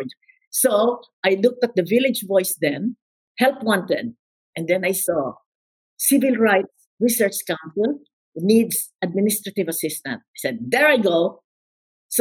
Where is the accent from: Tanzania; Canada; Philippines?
Philippines; moved away; also born or lived in New York; I came from the Philippines, obviously, from my accent. I was born in the Philippines.